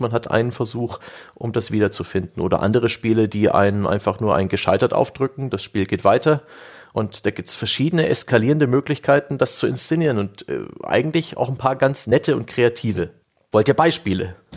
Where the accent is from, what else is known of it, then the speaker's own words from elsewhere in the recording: Saxony, Germany; now in Franconia, Germany; ich kam ja als Sachse nach Franken